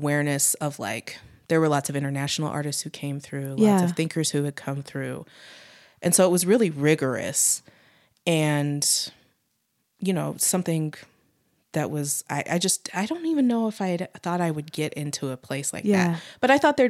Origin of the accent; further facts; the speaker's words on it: Utah, United States; And again, because, you know, I'm from Utah.